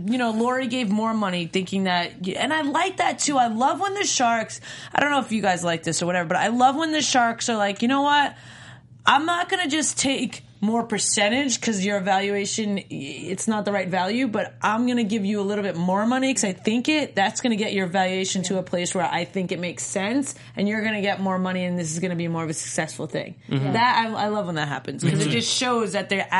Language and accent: English; New York, United States; moved away as an adult; also born or lived in North Carolina; I grew up in New York eating lots of good pizza my entire life